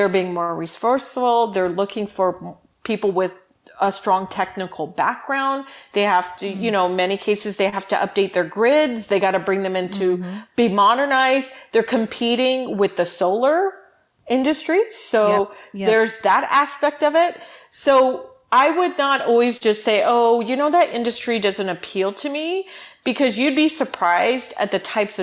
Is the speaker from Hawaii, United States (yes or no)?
yes; Hawaii, United States; moved away as an adult; now in California, United States; I was born and raised in Hawaii, went to school all the way through university out there